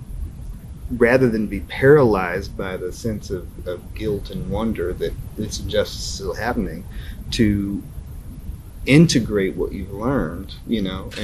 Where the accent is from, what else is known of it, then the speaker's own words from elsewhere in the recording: North Carolina, United States; now in Knoxville, United States; I grew up in North Carolina